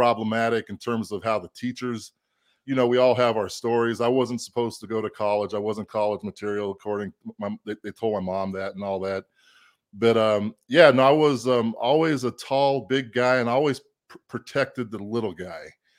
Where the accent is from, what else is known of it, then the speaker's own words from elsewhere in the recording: Cheyenne, Wyoming, United States; moved away as an adult; But it's actually, I grew up in Cheyenne, Wyoming, believe it or not.